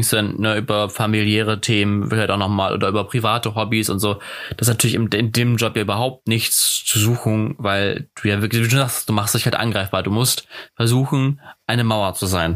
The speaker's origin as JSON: {"language": "German", "country": "Germany", "said": "wie wir Deutschen"}